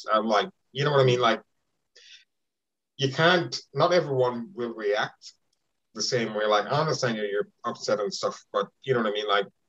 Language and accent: English; Jamaica; I'm from Jamaica